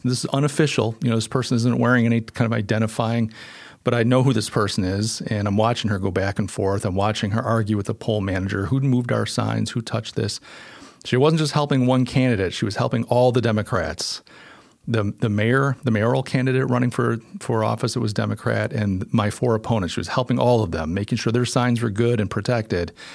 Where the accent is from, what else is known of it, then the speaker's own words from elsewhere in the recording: Western New York, United States; moved away as an adult; now in Charleston, United States; I'm from Western New York. Uh, that's where I was born, and I only moved here two years ago